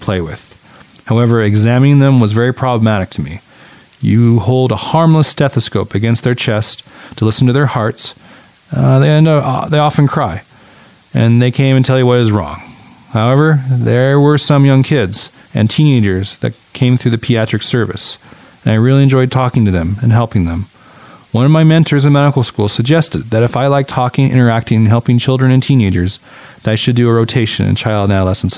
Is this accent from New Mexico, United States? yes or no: no; Salt Lake City, Utah, United States; also born or lived in Stanford, California; I grew up in Salt Lake City, Utah, and I attended Stanford University as an undergraduate